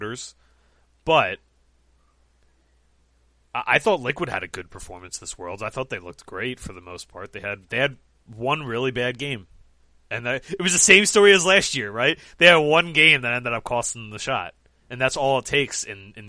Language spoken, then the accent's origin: English; United States; we're all Americans